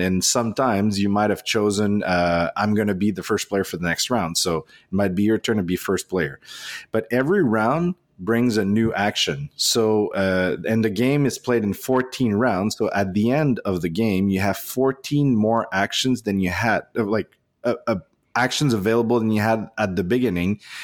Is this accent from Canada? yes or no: yes; Canada; English is a second language; we're proudly Canadian